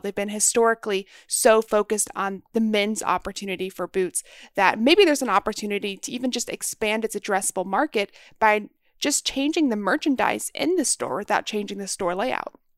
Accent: Texas, United States; growing up in Texas

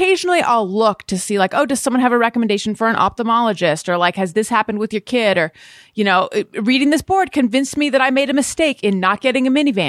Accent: California, United States; Because we're both from Orange County, unfortunately.

